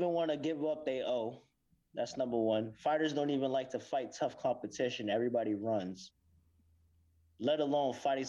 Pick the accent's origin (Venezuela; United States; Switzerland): United States; Santa Rosa, California; also born or lived in Mexico / Hayward; now in Los Angeles, United States; I'm from like Santa Rosa, San Francisco area. It's probably like an hour north.